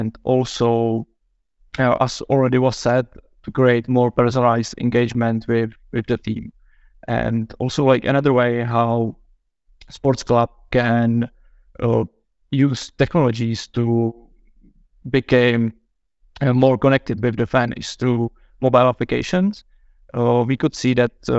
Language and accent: English; Czechia; I'm from Czech Republic